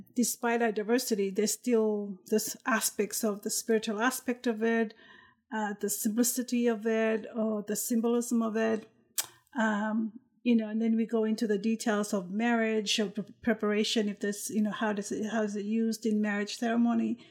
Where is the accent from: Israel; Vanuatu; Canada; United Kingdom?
Vanuatu; I'm from Vanuatu